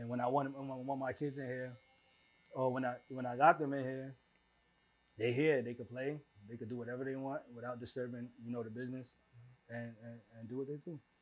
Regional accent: New York City, New York, United States; moved away as an adult; also born or lived in Staten Island; we grew up in East Flatbush

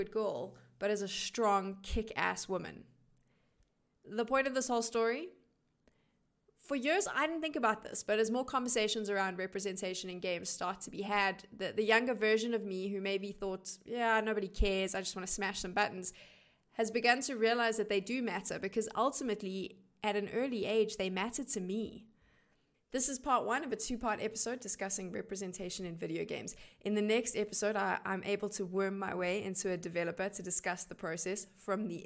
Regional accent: South Africa; I am one of the only South African esports broadcast talent to work international LAN events

